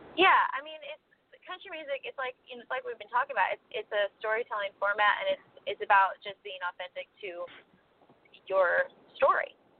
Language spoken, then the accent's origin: English; Kodiak, Alaska, United States; also born or lived in Northern California / Washington State; now in Nashville, United States; I grew up in Kodiak, Alaska